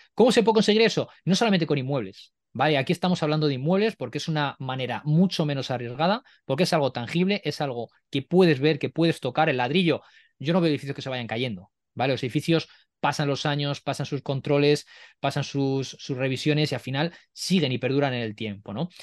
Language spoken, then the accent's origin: Spanish; Spain; yo no estoy expatriado en España, soy español